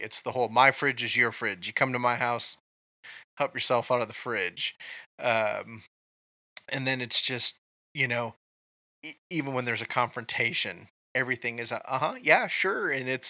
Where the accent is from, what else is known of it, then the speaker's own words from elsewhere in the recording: Kansas, United States; accent: Southern; we're transplants from Kansas to Minnesota, where basically, I think to their ears, we had a Southern accent.